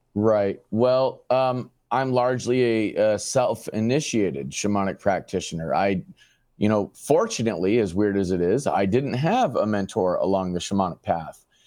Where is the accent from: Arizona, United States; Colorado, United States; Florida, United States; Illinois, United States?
Arizona, United States; Phoenix; Born and raised in Phoenix, Arizona